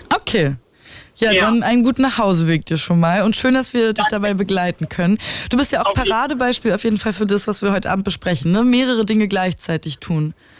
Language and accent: German; Berlin, Germany; also born or lived in Dresden; ich liebe Berlin und es ist meine Heimat